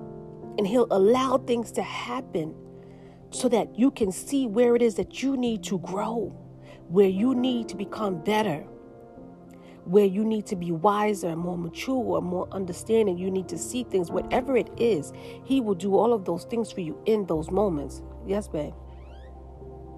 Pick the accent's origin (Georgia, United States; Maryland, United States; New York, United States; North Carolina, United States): New York, United States; New York City; moved away as an adult; now in Pennsylvania, United States; I'm from New York City.